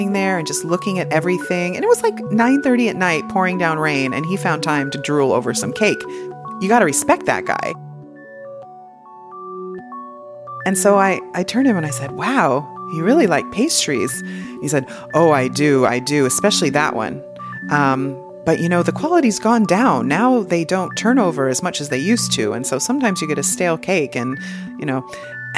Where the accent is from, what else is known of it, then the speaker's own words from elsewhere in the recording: United States; I'm American